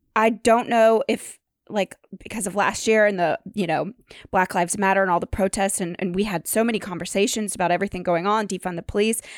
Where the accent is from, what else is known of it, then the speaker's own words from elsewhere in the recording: Nashville, Tennessee, United States; I grew up in Nashville